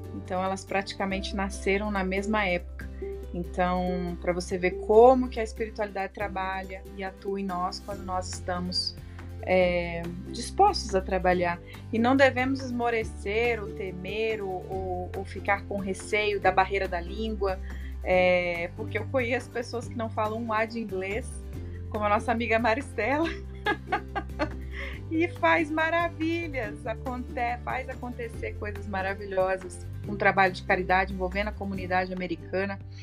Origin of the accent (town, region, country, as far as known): Brazil; first language Portuguese; now in Las Vegas, United States